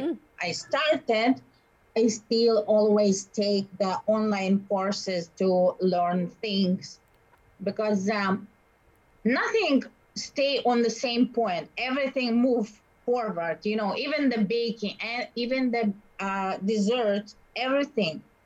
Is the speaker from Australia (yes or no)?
no; Russia; English is a second language; moved away as an adult; now in Winnipeg, Canada; I'm from Russia.